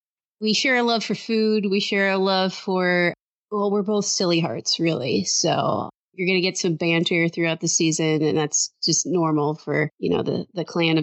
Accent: Detroit, Michigan, United States; now in Austin, United States; We grew up in the Metro Detroit area, but I actually, live in Austin, Texas.

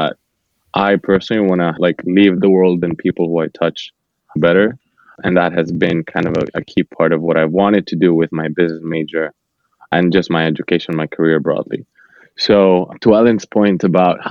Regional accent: Bogotá, Colombia; moved away; I was born and raised in Bogota, Colombia.

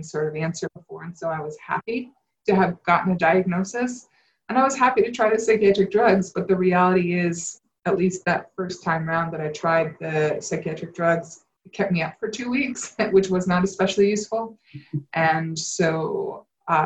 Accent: Connecticut, United States; I grew up in Connecticut, in a pretty wealthy part of Connecticut

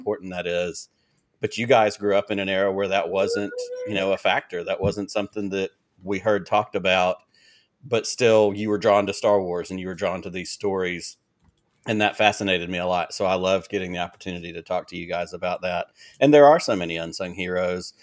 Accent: Selma, Alabama, United States; also born or lived in Peoria, Illinois / Montgomery, Alabama; I was actually born in Peoria, Illinois, and lived in Illinois till I was ten years old, and when I was ten, we moved from Illinois to Selma, Alabama

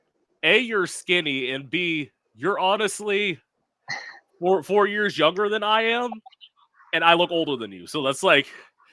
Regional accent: Jensen Beach, Florida, United States; I am originally from South Florida, so I'm about an hour north of West Palm Beach.

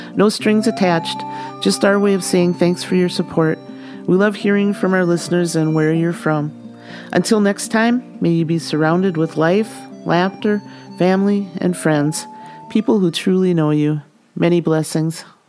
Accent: St. Paul, Minnesota, United States; We grew up together in the Midway area of St. Paul.

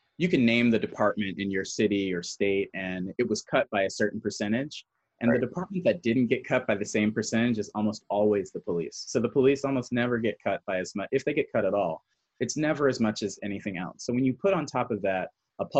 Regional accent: Newark, New Jersey, United States; I grew up in Newark, New Jersey

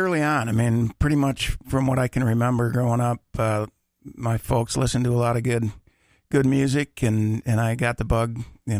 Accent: Minneapolis, Minnesota, United States; also born or lived in Ireland; I was born 20 blocks down the road at Abbott Northwestern back in the day.

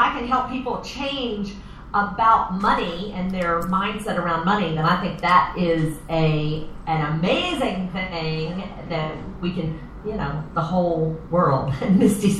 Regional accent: Florida, United States; moved away as an adult; also born or lived in Atlanta, Georgia; now in Oklahoma, United States; I'm originally from Atlanta. Grew up in Florida

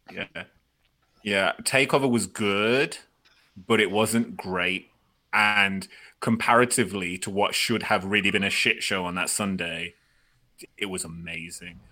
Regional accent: United Kingdom; I'm British

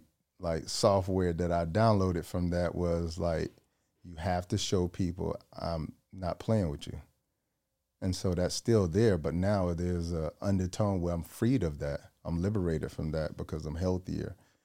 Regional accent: Georgia, United States; Georgia, yeah.

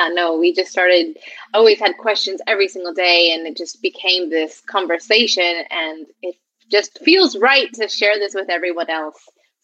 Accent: United States; moved away as an adult; I grew up in the States. However, I've been traveling around the world for 5 years with my boyfriend, who is from Germany

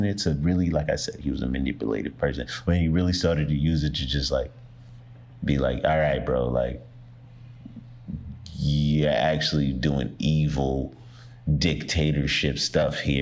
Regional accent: New York City, New York, United States; I was born in Brooklyn

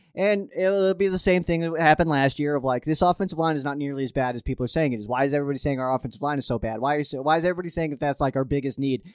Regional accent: Colorado, United States; I'm a Colorado dude at heart

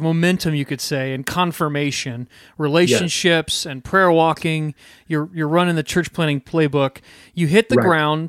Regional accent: United States; I can only speak as an American

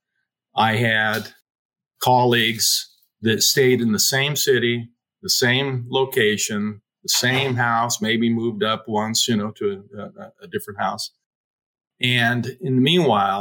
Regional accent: Pocatello, Idaho, United States; moved away; I grew up in Pocatello, Idaho

